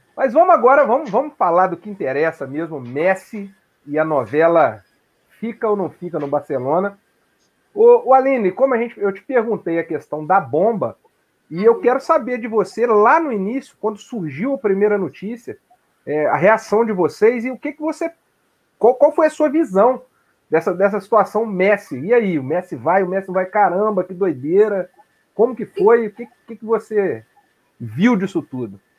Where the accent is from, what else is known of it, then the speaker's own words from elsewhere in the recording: Além Paraíba, Minas Gerais, Brazil; moved away; Além Paraíba, minha terra natal